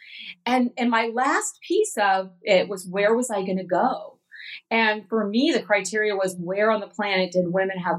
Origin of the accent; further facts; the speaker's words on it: West Coast of the United States, United States; moved away as an adult; also born or lived in Atlanta, Georgia; growing up on the West Coast and the Western part of the United States